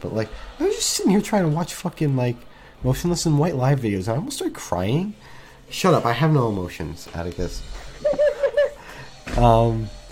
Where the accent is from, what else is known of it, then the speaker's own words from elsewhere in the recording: New Jersey, United States; I'm from New Jersey